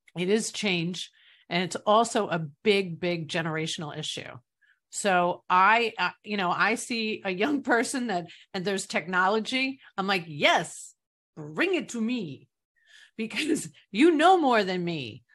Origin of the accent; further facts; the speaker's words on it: New York, United States; I'm from New York